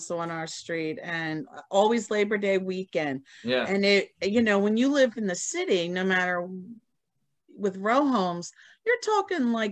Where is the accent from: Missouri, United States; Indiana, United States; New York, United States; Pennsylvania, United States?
Pennsylvania, United States; Philadelphia; Born and raised in the Northeast, you know, yeah. for the most part, Oxford Circle with my grandparents.